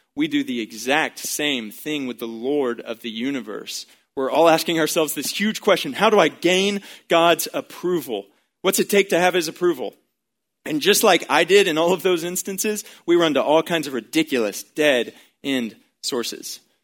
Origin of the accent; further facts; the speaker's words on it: Baytown, Texas, United States; growing up in Baytown, Texas